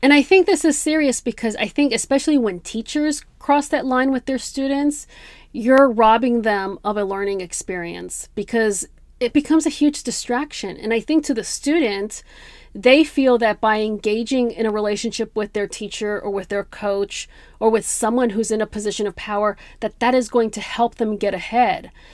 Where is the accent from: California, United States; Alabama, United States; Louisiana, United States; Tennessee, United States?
California, United States; Bay Area; now in Los Angeles, United States; I grew up in the Bay Area, I grew up in a very multicultural environment.